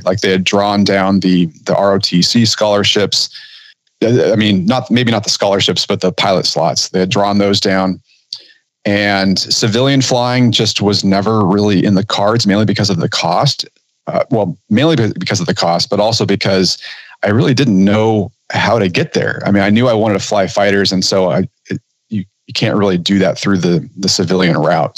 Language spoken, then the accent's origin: English; Southern California, United States; I grew up in Southern California